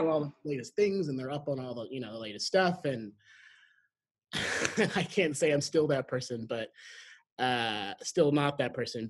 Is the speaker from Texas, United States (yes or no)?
yes; Graham, Texas, United States; also born or lived in San Antonio / Houston; I grew up in a, a, really small town in North Texas called uh, Graham